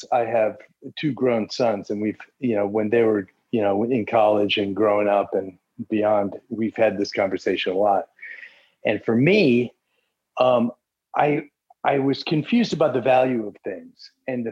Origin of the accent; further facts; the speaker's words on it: Central Florida, United States; also born or lived in Midwest; I grew up in Central Florida. My parents moved from the Midwest when I was a toddler